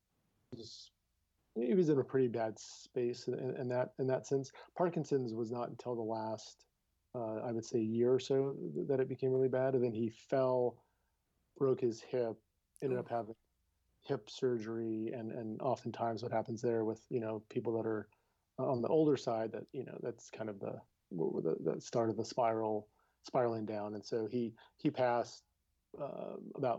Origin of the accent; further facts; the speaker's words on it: Downey, California, United States; Born and raised in Downey, California